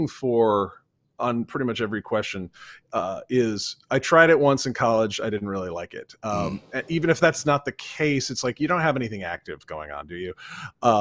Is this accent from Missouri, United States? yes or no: no; Vermont, United States; I'm from Vermont